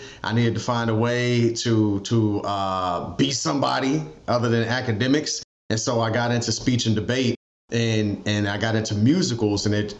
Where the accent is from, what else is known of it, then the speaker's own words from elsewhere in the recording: Peoria, Illinois, United States; I grew up in Peoria, Illinois.